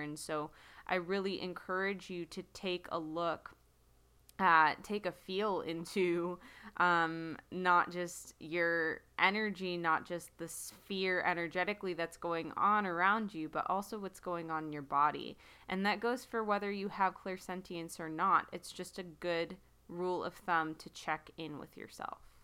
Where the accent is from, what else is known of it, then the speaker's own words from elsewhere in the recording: United States; I'm speaking as an American